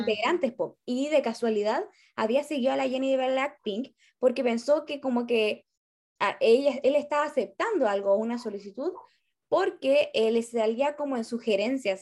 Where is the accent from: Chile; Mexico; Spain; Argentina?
Chile; northern Chile; moved away as an adult; now in Santiago, Chile; hoy yo soy norteña